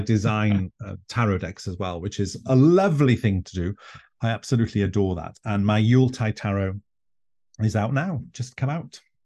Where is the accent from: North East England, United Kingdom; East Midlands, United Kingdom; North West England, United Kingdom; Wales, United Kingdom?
Wales, United Kingdom; an island in North; first language Welsh; English is a second language; white, gay Welshman from an island in North Wales